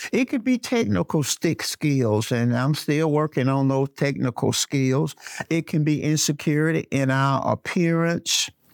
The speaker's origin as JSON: {"language": "English", "town": "Birmingham", "region": "Alabama", "country": "United States", "tie": "born or raised there", "also_born_or_lived": "Flint, Michigan", "said": "I was born in Flint, Michigan, but I was raised in Birmingham, Alabama, uh, brought to Birmingham as a baby"}